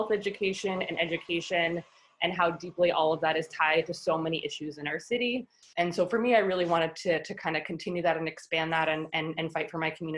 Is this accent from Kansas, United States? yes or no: no; New York City, New York, United States; So I grew up here in New York City. I grew up in Manhattan